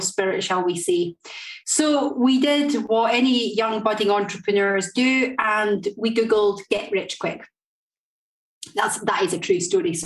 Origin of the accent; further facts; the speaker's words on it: Linlithgow, Scotland, United Kingdom; moved away as an adult; also born or lived in Blackpool / Doncaster; But by I was brought up in Scotland. I was brought up in a place called Linlithgow